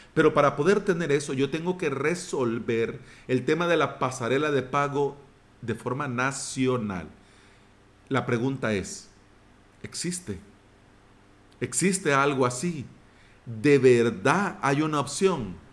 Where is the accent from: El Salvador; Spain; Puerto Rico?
El Salvador; mi país